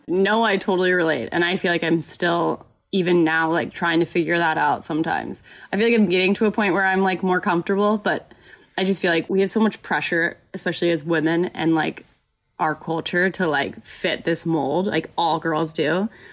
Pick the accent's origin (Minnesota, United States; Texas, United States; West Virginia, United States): Texas, United States; Carrollton; moved away as an adult; also born or lived in Oklahoma; I grew up in Dallas, Texas, technically in Carrollton, so like the suburbs of Dallas